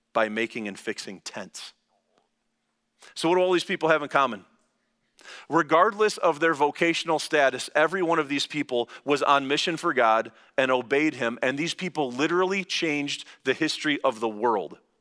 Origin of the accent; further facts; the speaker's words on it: Lansing, Michigan, United States; I'm from Langsberg